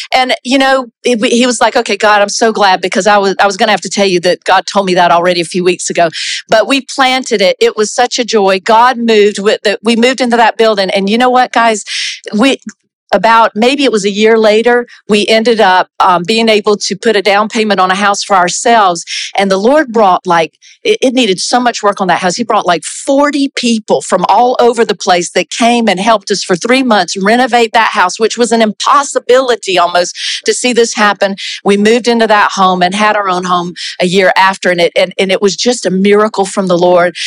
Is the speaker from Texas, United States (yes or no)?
no; South Carolina, United States; also born or lived in Brazil; now in Canada; I'm from South Carolina originally.